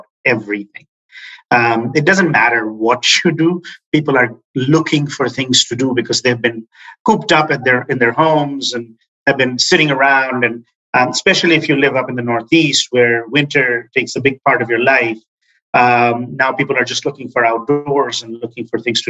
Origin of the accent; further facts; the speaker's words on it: Chittagong, Chittagong Division, Bangladesh; also born or lived in Dhaka, Bangladesh; now in United States; raised in Chittagong for 8 or 9 years of my life